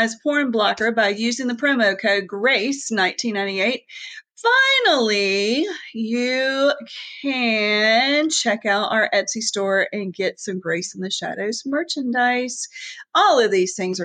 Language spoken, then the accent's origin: English; the South, United States; accent: southern; our southern accents.